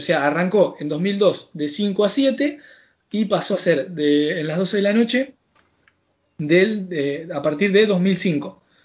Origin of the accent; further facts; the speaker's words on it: Argentina; yo ya saben que soy argentino